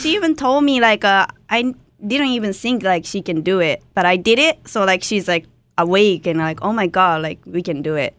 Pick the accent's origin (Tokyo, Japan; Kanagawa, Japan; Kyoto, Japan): Kanagawa, Japan; born or raised there; English is a second language; moved away